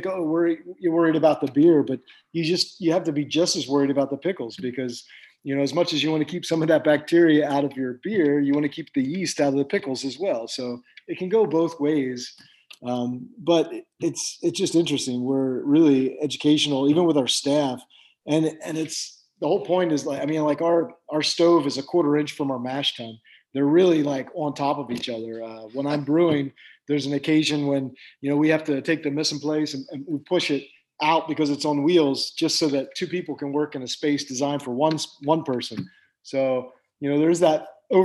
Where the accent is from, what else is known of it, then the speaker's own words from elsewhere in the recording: Pennsylvania, United States; also born or lived in New Jersey / Atlantic City; now in San Luis Obispo County, United States; I grew up in Pennsylvania and lived in Jersey and Atlantic City and all that area